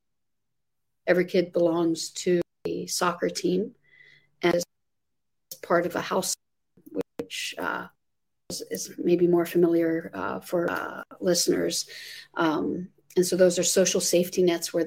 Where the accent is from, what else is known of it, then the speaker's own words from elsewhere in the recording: Amman, Amman Governorate, Jordan; moved away as an adult; now in Virginia, United States; I'm born and raised in the Middle East in Amman, Jordan. I came to the United States when I was 18